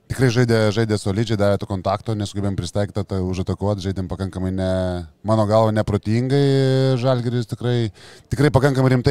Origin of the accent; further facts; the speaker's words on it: Lithuania; mes lietuviai